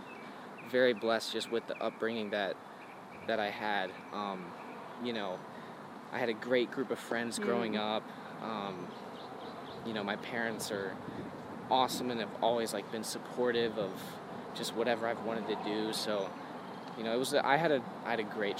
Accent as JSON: {"language": "English", "town": "Cincinnati", "region": "Ohio", "country": "United States", "tie": "born or raised there", "also_born_or_lived": "Brandon, Florida", "said": "I was born in Brandon, Florida, but like a month after I was born, I moved to Cincinnati"}